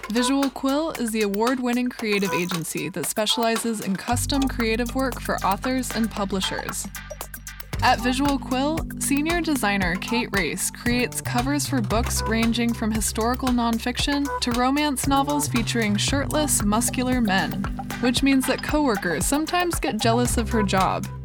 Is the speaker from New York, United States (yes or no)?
no; New Jersey, United States; really confused growing up in New Jersey, really far from my tribe.